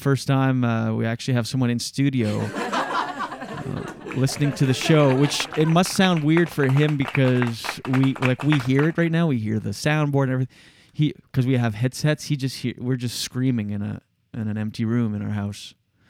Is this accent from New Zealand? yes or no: no; Moncton, New Brunswick, Canada; moved away; also born or lived in Gatineau; We're both from Moncton